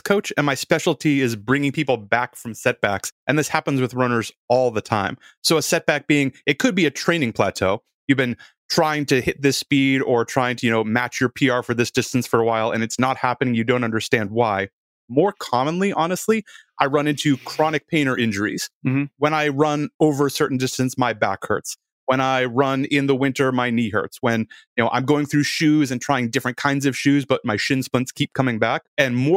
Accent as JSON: {"language": "English", "town": "Boston", "region": "Massachusetts", "country": "United States", "tie": "born or raised there", "said": "I grew up around Boston"}